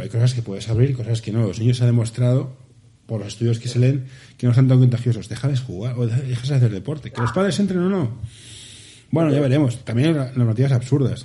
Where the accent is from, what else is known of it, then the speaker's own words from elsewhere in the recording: Barcelona, Catalonia, Spain; somos del Carmelo